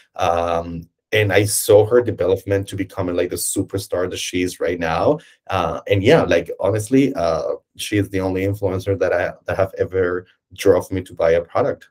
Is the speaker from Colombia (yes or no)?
yes; Colombia; moved away as an adult; now in Berlin, Germany; I'm obviously not from Germany. Uh, I'm from Colombia, uh, and I moved to Germany